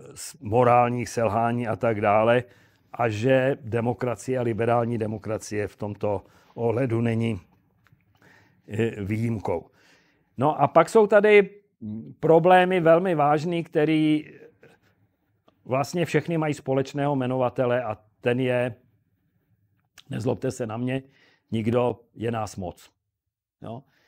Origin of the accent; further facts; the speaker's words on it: Prague, Czechia; já jsem Pražák starý